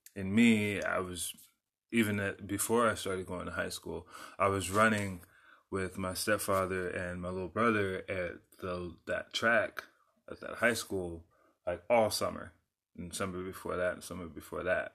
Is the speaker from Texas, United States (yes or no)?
yes; San Antonio, Texas, United States; also born or lived in South Dallas; I grew up in San Antonio